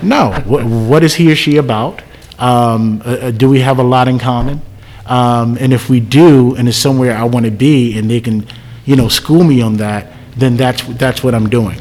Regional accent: Jersey City, New Jersey, United States; moved away; I'm originally from Jersey City, so I still go there and mentor

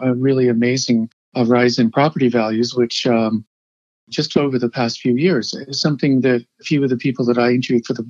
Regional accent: Hamilton, Ontario, Canada; moved away as an adult; also born or lived in Woodstock, Ontario / Toronto; I'm from Hamilton, and I've observed some of the changes over the years. I left in the early 1980s

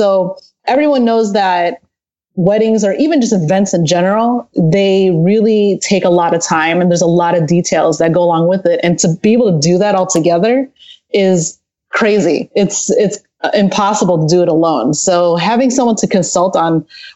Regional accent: a little town outside of Chicago, Illinois, United States; moved away as an adult; now in Southern California, United States; I'm actually originally from a little town outside of Chicago, Illinois, and I moved down here to Southern California about 9 years ago

